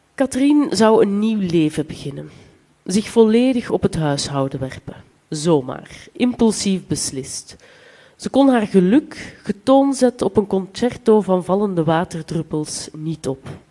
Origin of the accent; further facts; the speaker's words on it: Flanders, Belgium; accent: Flemish; ik spreek Vlaams